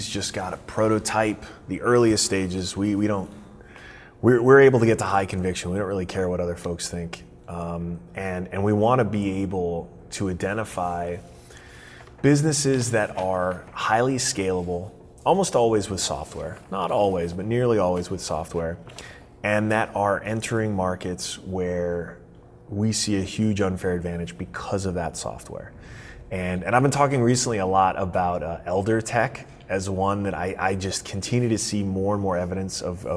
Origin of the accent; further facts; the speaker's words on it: Florida, United States; my home state of Florida